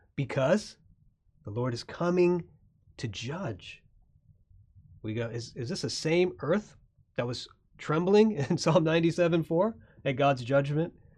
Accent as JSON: {"language": "English", "region": "Florida", "country": "United States", "tie": "born or raised there", "said": "I grew up in Florida"}